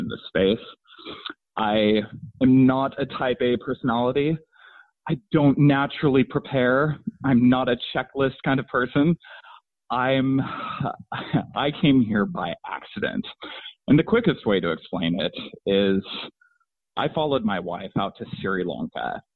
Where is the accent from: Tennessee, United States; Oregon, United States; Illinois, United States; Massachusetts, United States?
Oregon, United States; Klamath Falls; we're both natives of Klamath Falls, Oregon